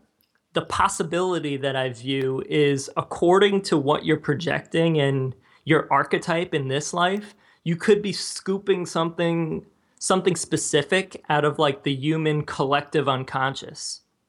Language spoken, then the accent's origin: English; New Jersey, United States; I grew up in New Jersey, and a lot of people were Christian, particularly like Roman Catholic.